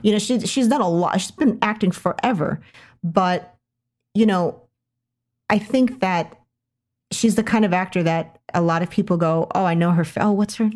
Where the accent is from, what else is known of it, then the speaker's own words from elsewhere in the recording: United States; as an American woman